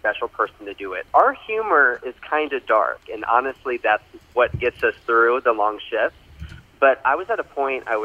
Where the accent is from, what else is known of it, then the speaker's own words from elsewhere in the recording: Orlando, Florida, United States; moved away as an adult; also born or lived in Texas / Seattle / South Carolina; I'm originally from Orlando, Florida